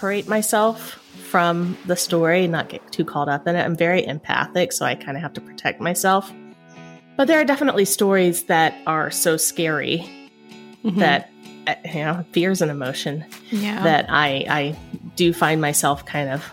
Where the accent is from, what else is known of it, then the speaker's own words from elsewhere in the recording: Kingsport, Tennessee, United States; moved away as an adult; also born or lived in Atlanta; My hometown is Kingsport, Tennessee